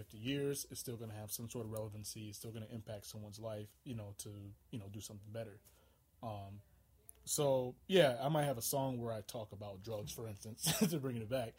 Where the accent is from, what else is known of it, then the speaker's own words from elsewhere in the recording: St. Paul, Minnesota, United States; I'm from St. Paul, Minnesota, but a lot of my family on my father's side is from Alabama